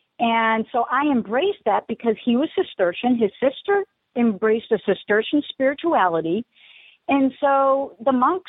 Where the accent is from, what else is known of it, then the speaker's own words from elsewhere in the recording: Spencer, Massachusetts, United States; I go back to my hometown, which was Spencer, Massachusetts, to live with my uncle for several months